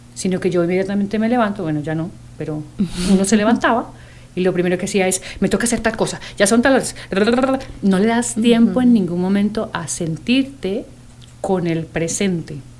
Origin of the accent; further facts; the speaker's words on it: Costa Rica; soy tica